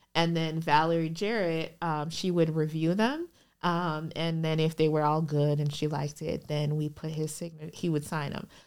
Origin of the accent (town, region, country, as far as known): Minnesota, United States; born or raised there; moved away as an adult; also born or lived in Liberia / Chicago